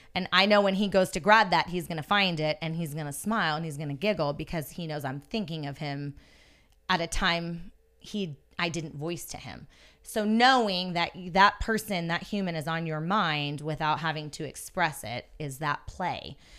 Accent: Yosemite National Park, California, United States; I grew up in Yosemite National Park. in the actual park itself

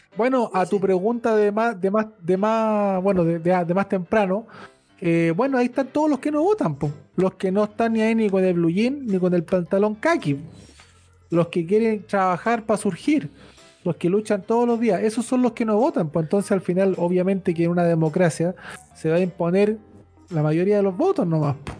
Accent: Chile

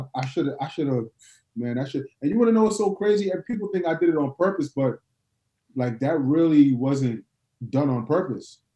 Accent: New York, United States; now in Atlanta, United States; I'm from New York

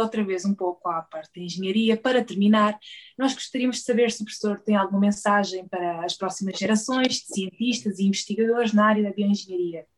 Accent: Beja, Alentejo, Portugal; Eu sou de Beja

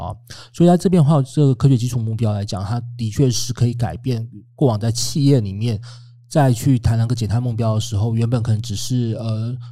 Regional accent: Taiwan; 我们台湾很多的卡车可能就是本来是买，买二手的

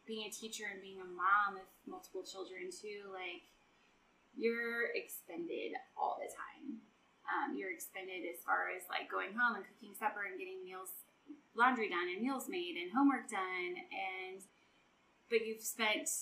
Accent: Neely, United States; Neely's my hometown.

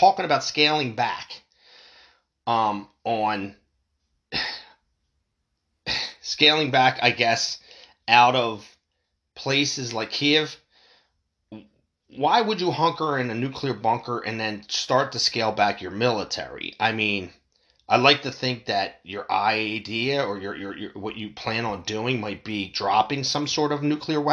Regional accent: United States; as an American

